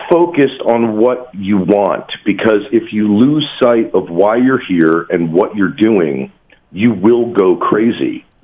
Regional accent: New Jersey, United States; he grew up in New York, and, and I grew up in New Jersey personally.

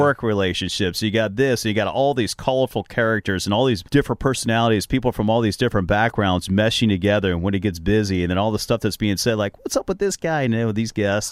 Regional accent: Cincinnati, Ohio, United States; I'm from Cincinnati, Ohio

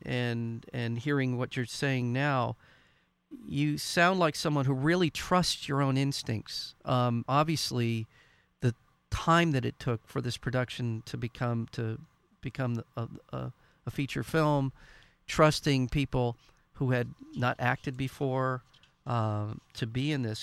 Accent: Southern California, United States; as a white boy growing up in Southern California

